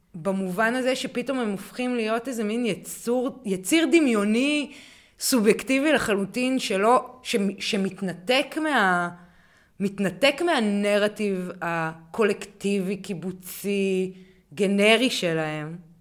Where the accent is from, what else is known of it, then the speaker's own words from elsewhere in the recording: Hanita, Northern District, Israel; גדלתי בקיבוץ שיתופי